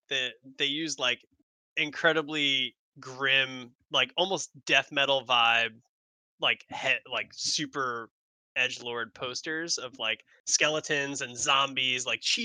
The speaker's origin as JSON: {"language": "English", "town": "Long Island", "region": "New York", "country": "United States", "said": "I know, I don't speak like I'm from Long Island. She's like, no. But then I said Long Island and she's like, oh, nope, there it is. So apparently I say Long Island like a Long Islander"}